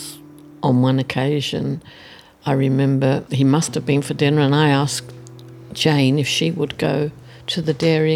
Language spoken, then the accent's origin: English; London, United Kingdom; moved away as an adult; now in Auckland, New Zealand; I was born in the East End of London, and it was tough.